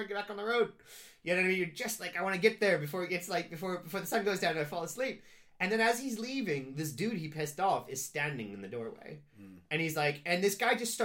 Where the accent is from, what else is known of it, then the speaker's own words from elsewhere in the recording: Cincinnati, Ohio, United States; I only have my perspective from growing up in Cincinnati